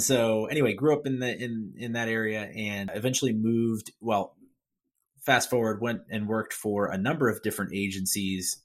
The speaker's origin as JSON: {"language": "English", "town": "Philadelphia", "region": "Pennsylvania", "country": "United States", "said": "I'm from Philadelphia, Pennsylvania"}